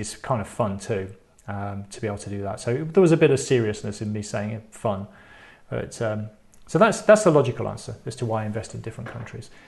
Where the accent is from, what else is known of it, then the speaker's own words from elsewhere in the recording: United Kingdom; I'm British.